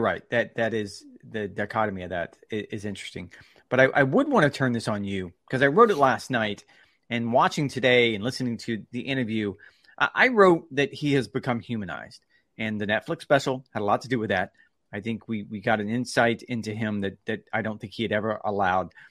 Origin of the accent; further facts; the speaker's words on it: Titusville, Florida, United States; moved away; I'm, I'm from a little tiny town in Florida called Titusville, Florida. And I loved growing up in Titusville, Florida